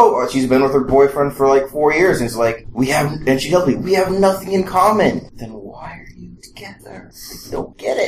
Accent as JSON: {"language": "English", "region": "Texas", "country": "United States", "tie": "born or raised there", "said": "I grew up in Texas and I was Jewish in Texas."}